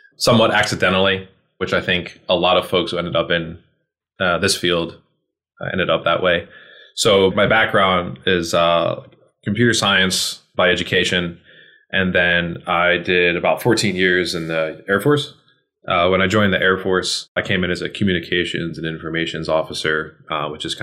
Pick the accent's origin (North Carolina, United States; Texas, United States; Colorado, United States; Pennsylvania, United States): Pennsylvania, United States; Philadelphia; moved away as an adult; also born or lived in Maryland; I'm from Philly originally